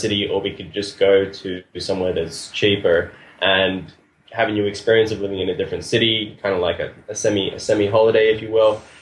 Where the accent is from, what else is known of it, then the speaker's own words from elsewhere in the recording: Australia; moved away as an adult; now in Buenos Aires, Argentina; I'm originally from Australia